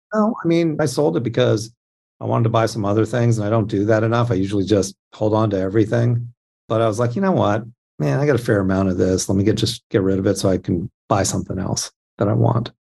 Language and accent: English; Anaheim, California, United States; I grew up in Anaheim